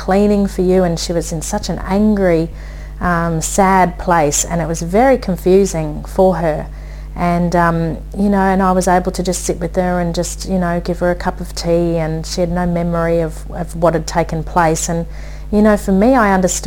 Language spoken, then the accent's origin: English; Brisbane, Queensland, Australia; I said, Brisbane